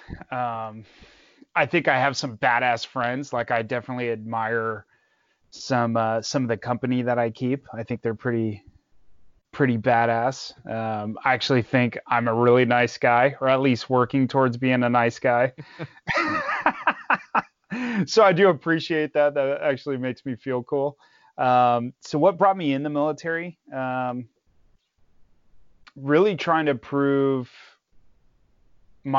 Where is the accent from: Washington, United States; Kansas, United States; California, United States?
California, United States; Los Angeles; also born or lived in Santa Clarita, California; So I grew up in LA, specifically Northridge. I lived there for a long time